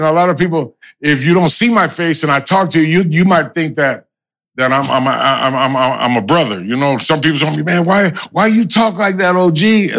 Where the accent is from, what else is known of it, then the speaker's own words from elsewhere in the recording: Los Angeles, California, United States; also born or lived in Hollywood; I grew up basically in the Baldwin Village.